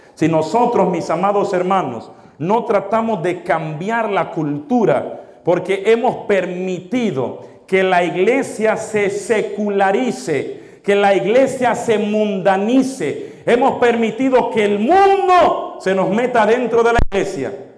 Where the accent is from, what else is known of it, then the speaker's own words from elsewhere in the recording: Dominican Republic; now in United States; nacimos en otros países. Por ejemplo, yo en República Dominicana.